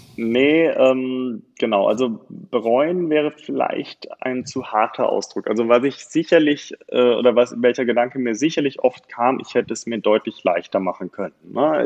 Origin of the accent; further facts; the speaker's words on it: Bonn, North Rhine-Westphalia, Germany; also born or lived in Cologne; now in Bergisches Land, Germany; ich habe meine Schulzeit und mein Studium in Bonn gelebt